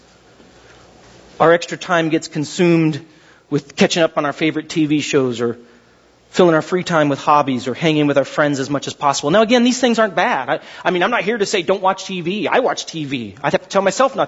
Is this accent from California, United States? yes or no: yes; Glendora, California, United States; When I was a kid, I grew up kind of in Glendora half my life.